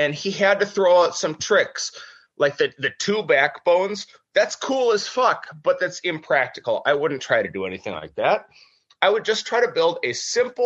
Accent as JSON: {"language": "English", "region": "Minnesota", "country": "United States", "also_born_or_lived": "California", "said": "I'm Midwest. I'm as Minnesotan as it gets."}